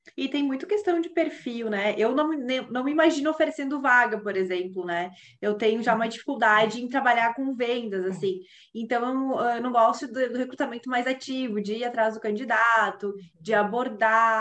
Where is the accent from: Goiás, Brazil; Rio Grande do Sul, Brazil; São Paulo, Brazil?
Rio Grande do Sul, Brazil; Caxias do Sul; moved away; eu que venho de uma região lá do, do, sul, que é totalmente industrial